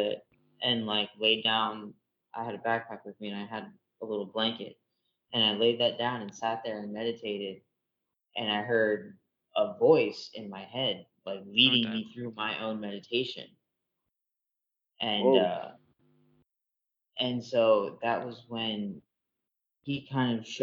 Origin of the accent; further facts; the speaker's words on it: Florida, United States; moved away as an adult; also born or lived in Ohio; I'm from down south, I'm from Florida